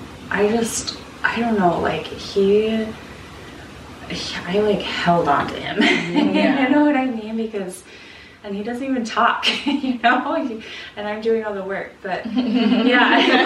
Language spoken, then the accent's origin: English; Salt Lake City, Utah, United States; moved away; I'm from Salt Lake City. I have family, like, all my family's there